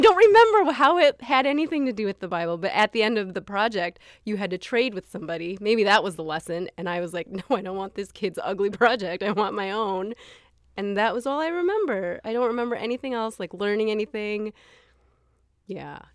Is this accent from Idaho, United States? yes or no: no; Minnesota, United States; also born or lived in Taiwan; I grew up in Minnesota